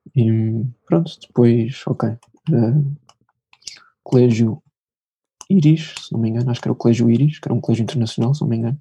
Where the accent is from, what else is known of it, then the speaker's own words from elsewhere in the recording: Lisbon, Portugal; sou de Lisboa